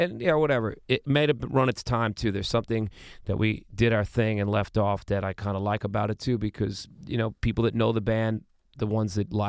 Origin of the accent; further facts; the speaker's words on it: Queens, New York, United States; I mean, we came from Planet Queens.